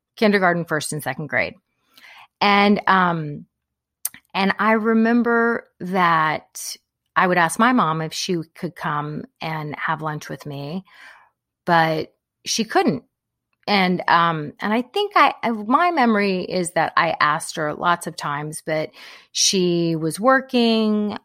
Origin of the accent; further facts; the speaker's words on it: Corpus Christi, Texas, United States; I grew up in Corpus Christi, so big Hispanic population there